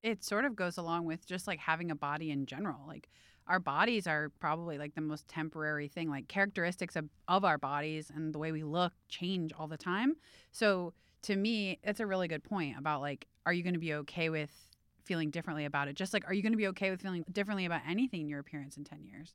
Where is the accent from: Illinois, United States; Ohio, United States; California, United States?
Ohio, United States; Cleveland; I grew up in Cleveland